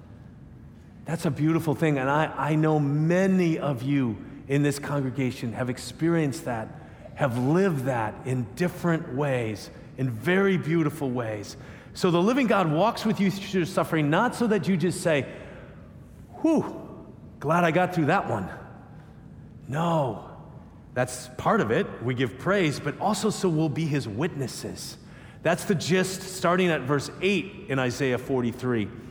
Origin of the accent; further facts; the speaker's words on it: United States; I'm an American